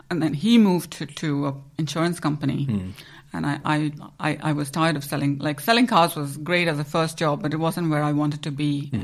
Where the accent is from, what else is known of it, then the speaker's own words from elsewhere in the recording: Goa, India; moved away as an adult; also born or lived in Mumbai, India / Leeds, United Kingdom / Bournemouth, United Kingdom / Southampton, United Kingdom; now in United Kingdom; I'm originally from Goa, yeah, in India, but I moved to Mumbai after graduation. So when I was 20, I moved to Mumbai.